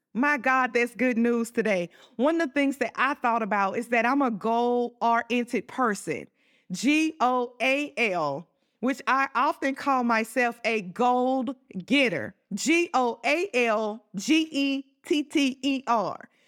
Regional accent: Southern, United States; accent: Southern country; my Southern country accent

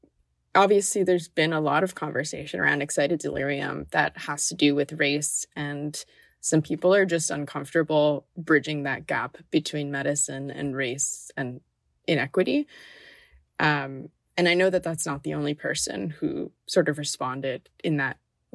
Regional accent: Miami, Florida, United States; growing up in Miami, I wasn't around in the 80s

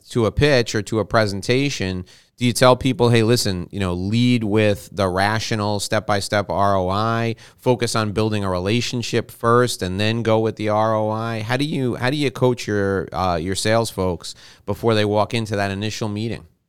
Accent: New York, United States; I was born and raised in New York

